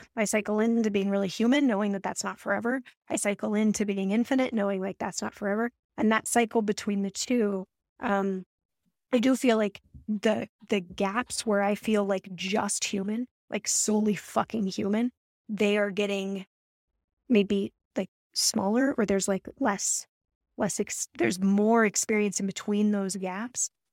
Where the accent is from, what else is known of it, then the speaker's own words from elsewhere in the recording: Colorado, United States; now in Alaska, United States; I grew up in Colorado